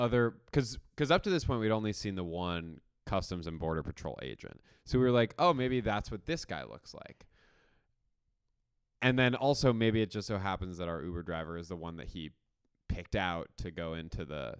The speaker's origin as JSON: {"language": "English", "town": "Buffalo", "region": "New York", "country": "United States", "said": "By the way, I'm from Buffalo as well."}